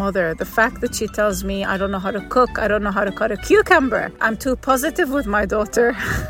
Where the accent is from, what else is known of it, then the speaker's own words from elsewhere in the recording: Lebanon; I'm from Lebanon.